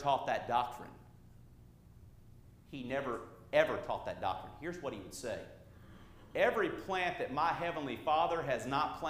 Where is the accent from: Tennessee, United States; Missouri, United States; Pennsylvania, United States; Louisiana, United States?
Louisiana, United States; now in California, United States; my home state of Louisiana